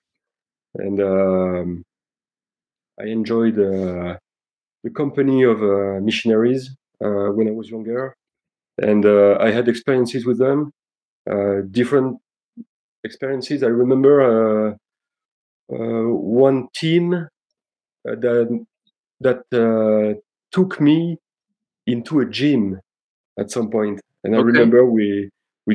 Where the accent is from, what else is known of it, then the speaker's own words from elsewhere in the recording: Nîmes, Occitania, France; moved away; also born or lived in Belgium / Aix-en-Provence / Paris; when I was about two, they decided to move to south of France and to a place called Nîmes. And I grew up over there